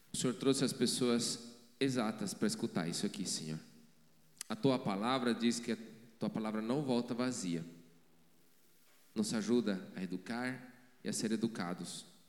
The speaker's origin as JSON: {"language": "Portuguese", "country": "Bolivia", "moved": "yes", "said": "mesmo sendo boliviano"}